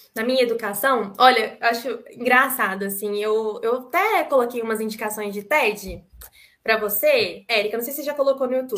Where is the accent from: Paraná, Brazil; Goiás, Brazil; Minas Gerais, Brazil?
Minas Gerais, Brazil; Itajubá; also born or lived in Itararé, São Paulo; E nasci em Tararé, em São Paulo, mas fui criada mesmo em Itajubá, sul de Minas, que eu amo de paixão essa terrinha.